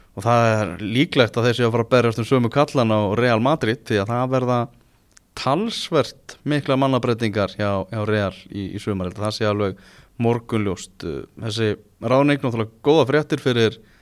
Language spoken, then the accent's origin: Icelandic; Iceland; við erum náttúrulega Íslandingar